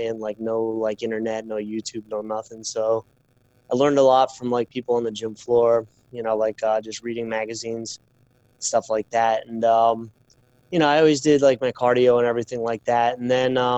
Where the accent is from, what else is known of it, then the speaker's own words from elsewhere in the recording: Islip, New York, United States; I grew up in Islip.